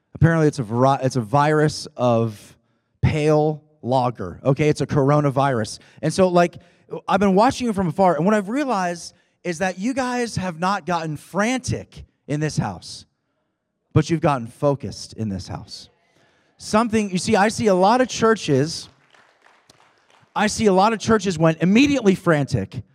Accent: Rochester, New York, United States; We're from Rochester, New York

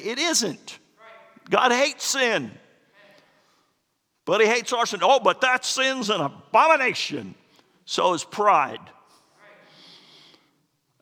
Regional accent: Florida, United States; moved away; I'm from Florida

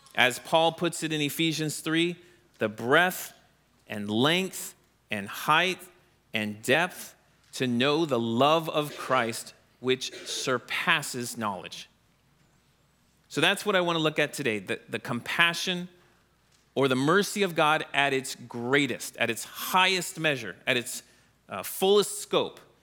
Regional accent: Orlando, Florida, United States; now in Wisconsin, United States; I grew up in Florida, near Orlando

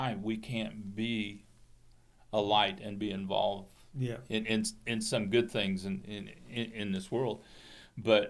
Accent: the Bay Area, California, United States; I grew up in California

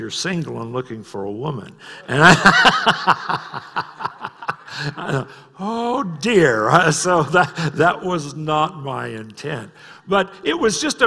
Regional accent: United States; I'm an American

